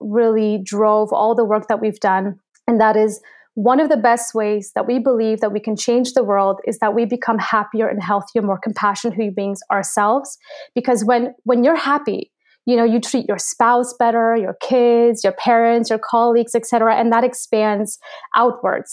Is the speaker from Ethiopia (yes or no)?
no; Canada; also born or lived in Poland; I was born in Poland, but raised in Canada.